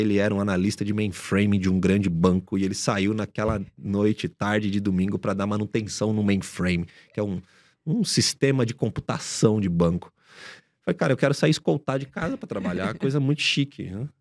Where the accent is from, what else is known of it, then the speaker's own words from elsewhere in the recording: São Paulo, Brazil; Nasci em São Paulo, continuo morando aqui na cidade, nasci na zona leste de São Paulo, num bairro chamado Cidade Patriarca, onde toda a minha família boa parte da, da minha família ainda vive lá